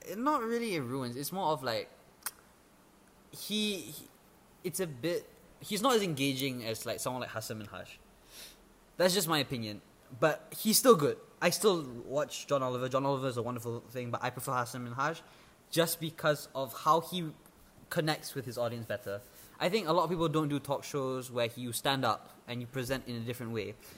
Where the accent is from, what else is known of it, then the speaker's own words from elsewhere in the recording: Malaysia; English is a second language; an EFL speaker as a Malaysian, like living in Malaysia itself